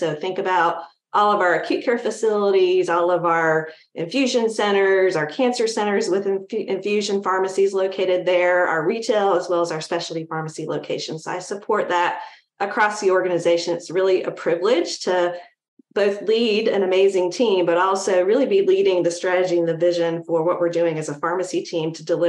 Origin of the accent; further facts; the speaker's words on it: North Carolina, United States; I grew up in North Carolina